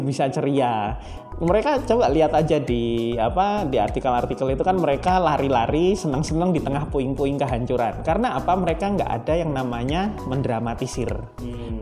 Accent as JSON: {"language": "Indonesian", "town": "Surabaya", "region": "East Java", "country": "Indonesia", "moved": "yes", "lives_now": "Solo, Indonesia", "said": "saya asli Surabaya"}